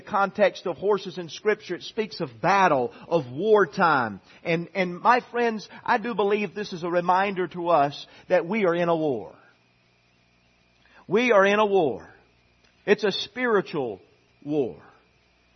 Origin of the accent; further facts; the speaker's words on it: United States; we are Americans.